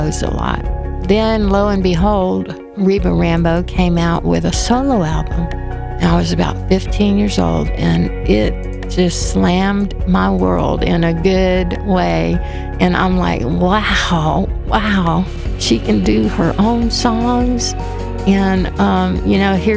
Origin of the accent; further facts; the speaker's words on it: Winter Haven, Florida, United States; I was a kid from Winter Haven, Florida